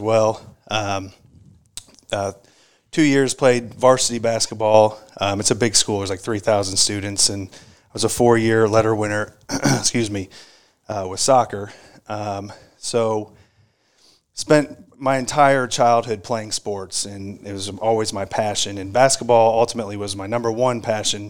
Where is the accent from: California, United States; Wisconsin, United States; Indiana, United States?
Indiana, United States; Brownsburg; now in Louisville, United States; grew up actually in Indiana